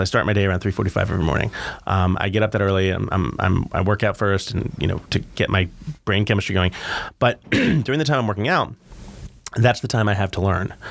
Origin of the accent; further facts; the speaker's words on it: New York City, New York, United States; moved away as an adult; also born or lived in Boston; I grew up in New York